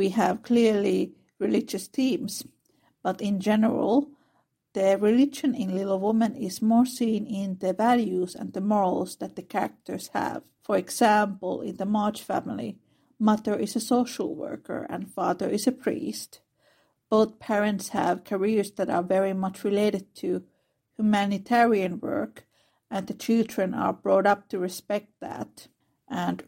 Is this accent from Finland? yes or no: yes; Finland; I am from Finland, which is a very secular country.